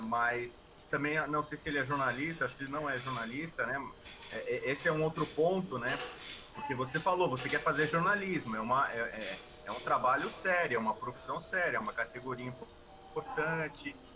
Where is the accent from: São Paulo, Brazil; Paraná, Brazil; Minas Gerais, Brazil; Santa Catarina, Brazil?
São Paulo, Brazil; moved away as an adult; now in Rio de Janeiro, Brazil; eu sou de São Paulo, deixei meus pais moram em São Paulo